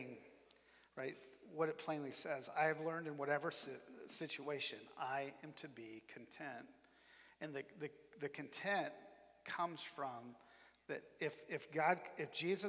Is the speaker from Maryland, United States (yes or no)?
no; Iowa, United States; moved away as an adult; also born or lived in Nebraska / Memphis, Tennessee; we're both from the Midwest. I'm from Iowa